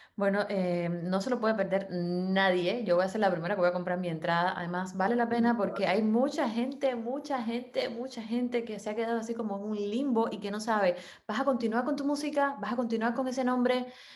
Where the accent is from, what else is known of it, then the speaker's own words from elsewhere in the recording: Cuba; somos cubanas, yo soy muy rubia